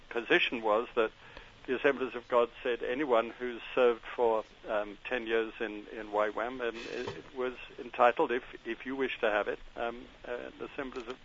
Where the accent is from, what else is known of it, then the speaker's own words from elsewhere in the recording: London, United Kingdom; born there; But I was born in London. Uh, I'm Scottish parents.